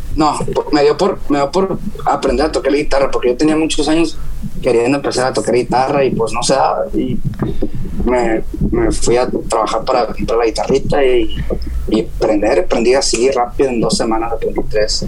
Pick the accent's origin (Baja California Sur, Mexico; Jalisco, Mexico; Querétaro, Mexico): Baja California Sur, Mexico; Ciudad Constitución; Soy de Ciudad Constitución, de Baja California